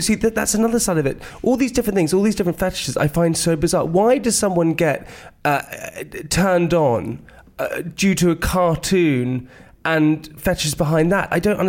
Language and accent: English; United Kingdom; probably because I'm British.